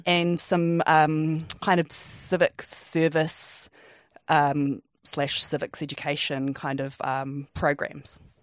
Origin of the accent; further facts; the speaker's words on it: Wellington, New Zealand; I'm, I'm from Wellington. I grew up, grew up here with my family